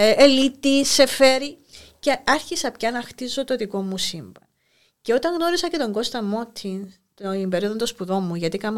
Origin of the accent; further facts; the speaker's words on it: Larnaca, Famagusta District, Cyprus; Γεννήθηκα στην Αμόχωστο. Μάλιστα. Έζησα εκεί μέχρι τα 9 μου χρόνια.